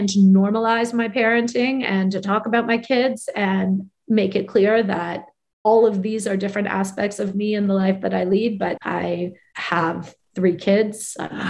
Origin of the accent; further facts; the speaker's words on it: Canada; I'm an observant Jewish woman. And I like to situate these things. I'm Canadian